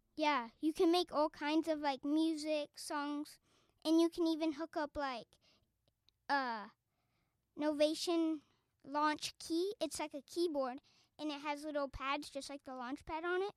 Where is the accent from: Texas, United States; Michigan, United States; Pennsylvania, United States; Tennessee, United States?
Texas, United States; Arlington; moved away; I'm from Arlington, Texas